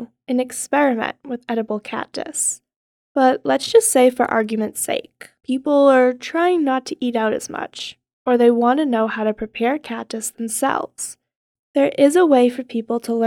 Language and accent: English; Northeast, United States; now in Arizona, United States; I am not from Arizona. I'm actually from the opposite side of the country, from the Northeast